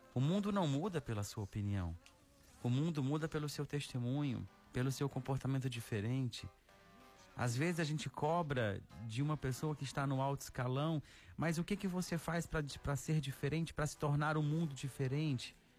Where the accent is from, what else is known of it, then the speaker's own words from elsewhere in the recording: Araxá, Minas Gerais, Brazil; now in Fortaleza, Brazil; Araxá, na minha cidade natal